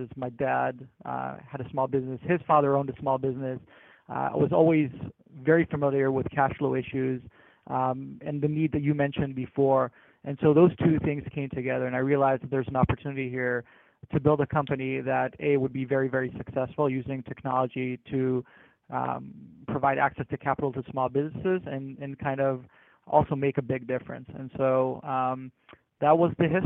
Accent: New Jersey, United States; moved away; also born or lived in New York / Israel; I grew up in New Jersey and later on Israel.

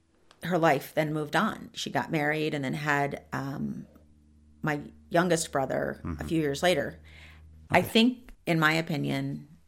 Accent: Columbus, Ohio, United States; born there; she went back to West Virginia because I was born in Columbus, Ohio.

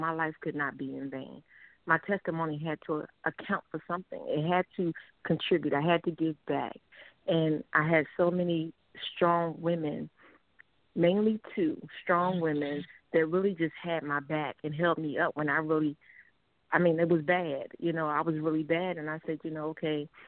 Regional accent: Philadelphia, Pennsylvania, United States; moved away as an adult; also born or lived in Norfolk, Virginia / South Carolina / Yokohama, Japan; now in Georgia, United States; I'm born and raised in Philadelphia

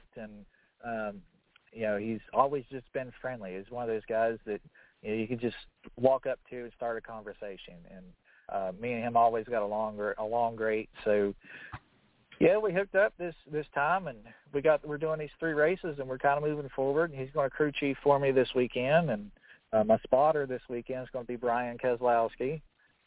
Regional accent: Charleston, West Virginia, United States; my hometown, I'm from Charleston, West Virginia

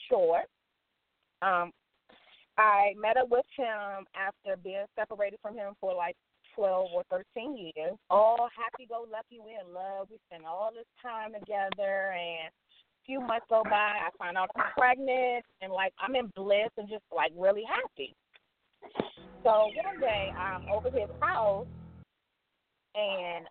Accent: Alexandria, Virginia, United States; I'm from Alexandria, Virginia

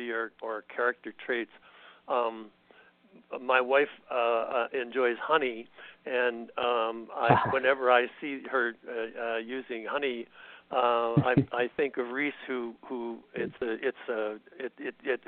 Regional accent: Canada; moved away as an adult; now in United States; I was raised in Canada, and by the time I came to the United States, I was pretty much past military age

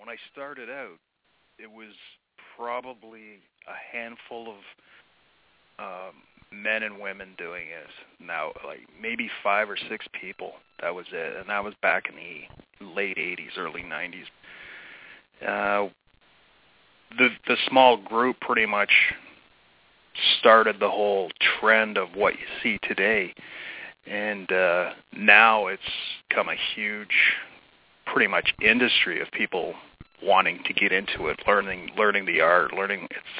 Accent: Shelburne, Ontario, Canada; Yeah, well, where I grew up, it was like a small farming community

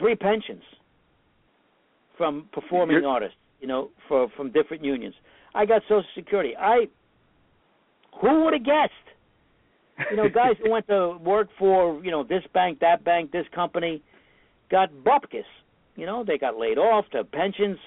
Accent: New York City, New York, United States; I grew up in Brooklyn to begin

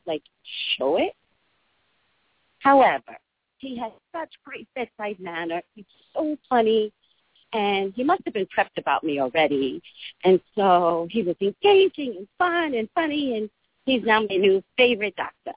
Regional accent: the Valley, California, United States; also born or lived in Los Angeles; I'm from the Valley. I'm from California

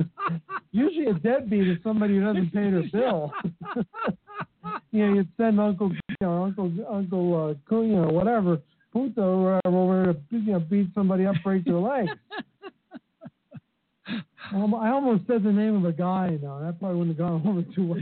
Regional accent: Bethlehem, Pennsylvania, United States; moved away; my hometown and drive across the Hill to Hill Bridge and see the smokestacks of Bethlehem Steel

